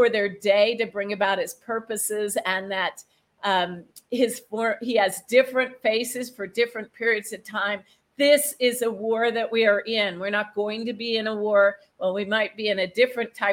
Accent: United States; I'm American

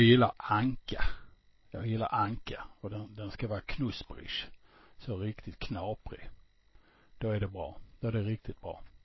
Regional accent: Malmö, Skåne, Sweden; born or raised there; accent: Scanian; also born or lived in Stockholm / Landskrona; now in Falsterbonäset, Sweden

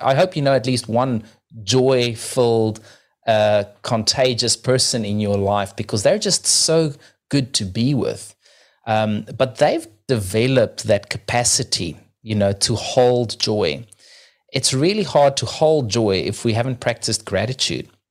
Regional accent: South Africa; now in New Zealand; I'm originally from South Africa, living in New Zealand right now

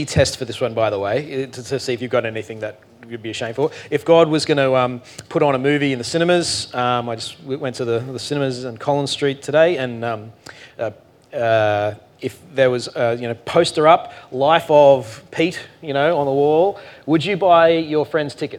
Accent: Australia; we're too Australian for

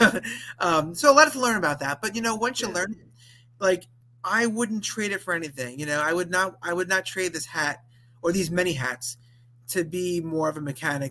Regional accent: Valley Stream, New York, United States; also born or lived in Binghamton, New York; I grew up in Long Island, New York, Valley Stream to be precise

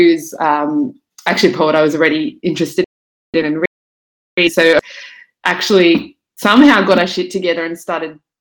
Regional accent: Brisbane, Queensland, Australia; moved away as an adult; also born or lived in Sydney; now in Melbourne, Australia; I grew up in Brisbane, moved in my early 20s

